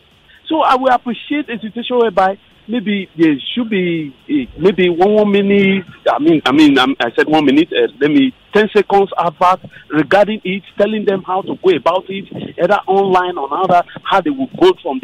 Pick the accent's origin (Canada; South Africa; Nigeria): Nigeria; also born or lived in Ibafo